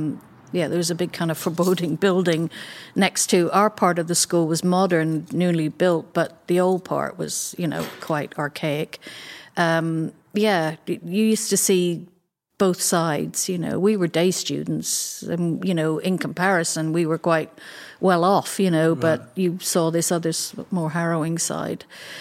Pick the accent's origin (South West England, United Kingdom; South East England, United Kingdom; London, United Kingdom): London, United Kingdom; born there; So I was born in London.